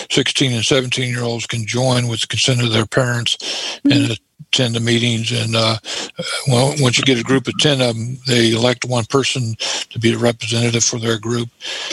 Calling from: Clearwater, Florida, United States; from Clearwater, Florida.

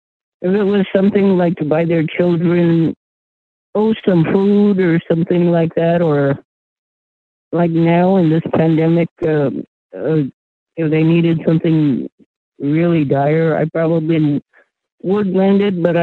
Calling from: New Mexico, United States; from New Mexico.

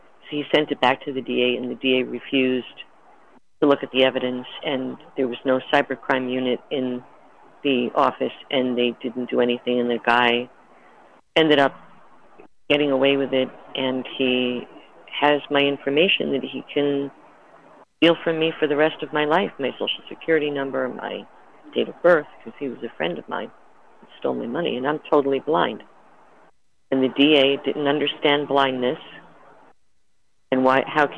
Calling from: Hawaii, United States; I'm calling from Hawaii.

